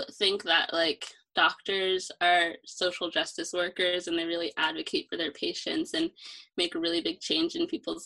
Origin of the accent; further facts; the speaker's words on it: Hunt Valley, Maryland, United States; I'm from Hunt Valley, Maryland